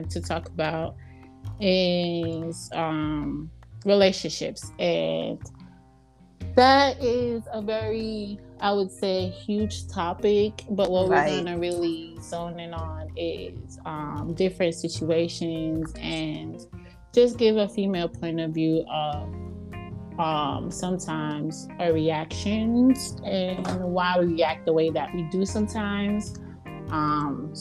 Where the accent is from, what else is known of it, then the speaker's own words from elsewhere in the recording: New York City, New York, United States; moved away as an adult; also born or lived in Jamaica; now in Atlanta, United States; I was born in Jamaica, but I was raised in Brooklyn. I moved to Atlanta almost 8 years ago.